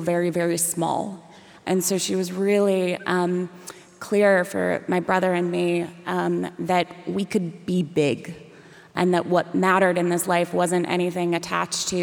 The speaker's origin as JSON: {"language": "English", "town": "Raleigh", "region": "North Carolina", "country": "United States", "tie": "born or raised there", "said": "I grew up in Raleigh, North Carolina"}